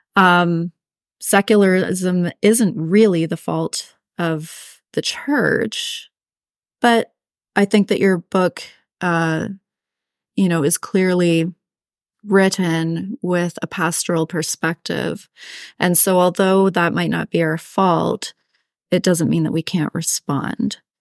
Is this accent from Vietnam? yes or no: no; Canada; I'm Canadian